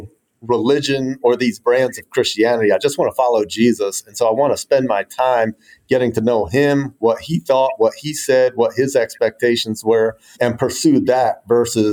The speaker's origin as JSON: {"language": "English", "region": "New Jersey outside of Philadelphia", "country": "United States", "tie": "born or raised there", "also_born_or_lived": "Mobile, Alabama", "moved": "as an adult", "lives_now": "Durham, United States", "said": "I grew up in New Jersey outside of Philadelphia"}